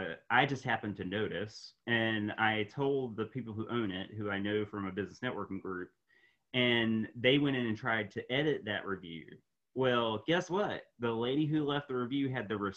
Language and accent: English; Raleigh, North Carolina, United States; here in my hometown, Raleigh, North Carolina